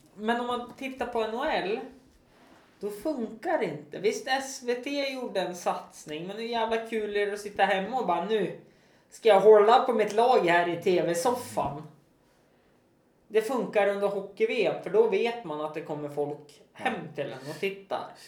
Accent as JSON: {"language": "Swedish", "town": "Östersund", "region": "Jämtland", "country": "Sweden", "said": "staden där jag är ifrån"}